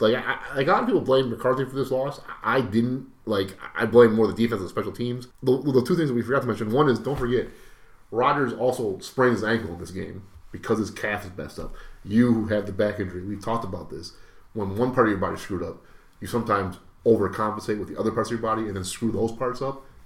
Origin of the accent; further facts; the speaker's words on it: Brazil; moved away; I'm from Brazil.